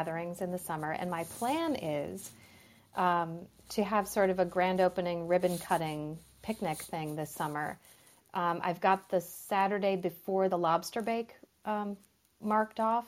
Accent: Minnesota, United States; now in Michigan, United States; I grew up in Minnesota

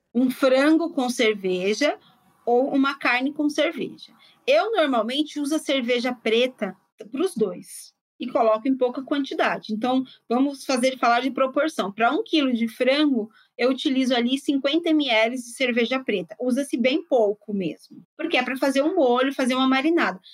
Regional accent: São Paulo, Brazil; also born or lived in Bahia; eu venho de uma família baiana, eu sou baiana, embora tenha sido criada em São Paulo.

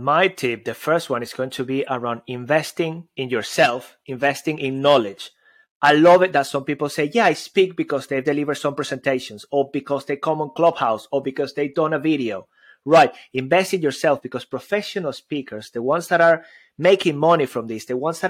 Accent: Venezuela; English is a second language; Especially in my case, I've got an accent. I come from Venezuela.

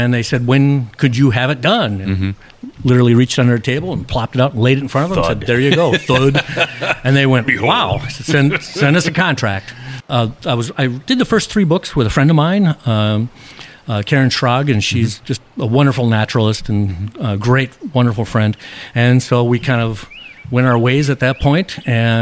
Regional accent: Chicago, Illinois, United States; moved away as an adult; now in Minnesota, United States; growing up in Chicago, I thought everything was like Chicago

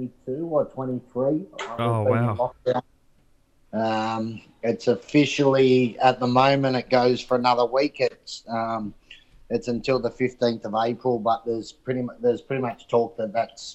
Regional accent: Central Coast, New South Wales, Australia; born or raised there; moved away as an adult; now in France

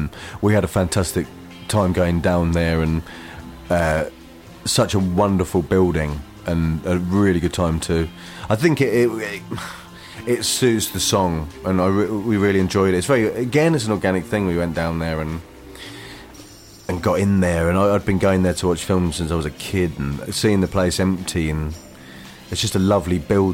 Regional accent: Harwich, East of England, United Kingdom; my hometown in Harwich in Essex

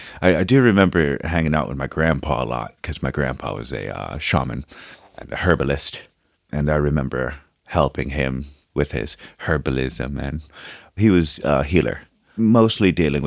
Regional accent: New York City, New York, United States; English is a second language; moved away as an adult; also born or lived in Brazil / Manhattan; now in Ireland; I grew up in Brooklyn. That's where home really was

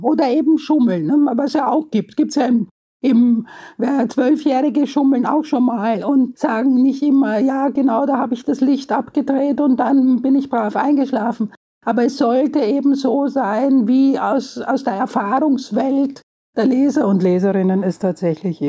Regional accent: Vienna, Austria; Ich bin ja Wienerin und äh, war in einem Mädchengymnasium

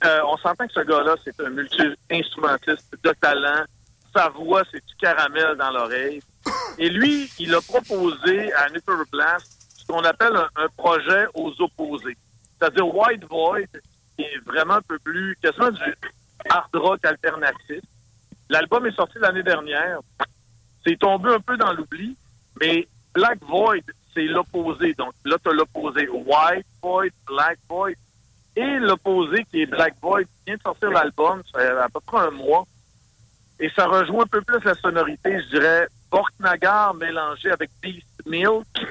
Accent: Saguenay, Quebec, Canada; accent: Saguenay; Mon accent Saguenay

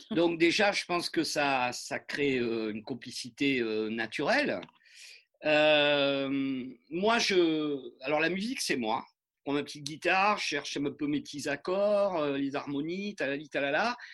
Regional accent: France; on est des Français

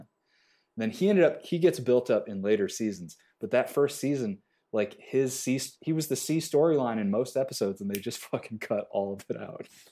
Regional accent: Joliet, Illinois, United States; I grew up in Joliet.

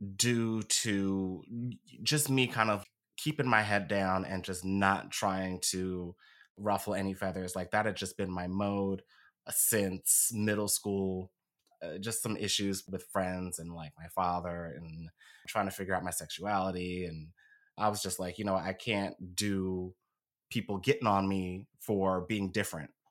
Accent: Philadelphia, Pennsylvania, United States; I was born and raised here in Philly. Been here my whole life.

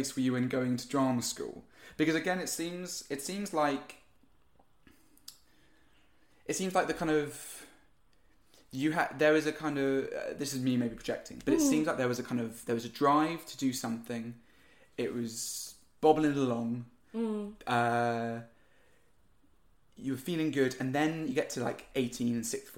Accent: United Kingdom; I'm from the South and I went to a school that apparently is the South

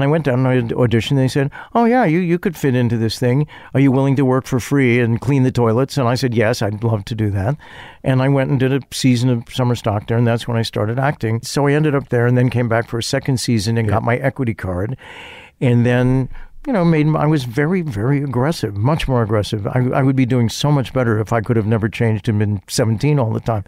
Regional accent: Chicago, Illinois, United States

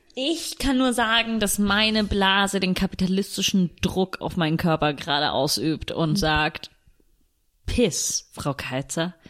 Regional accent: Italy; now in Germany; als Italienerin

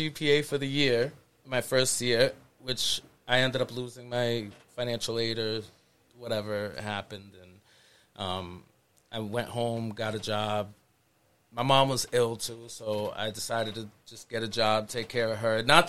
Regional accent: Worcester, Massachusetts, United States; I grew up in the Valley

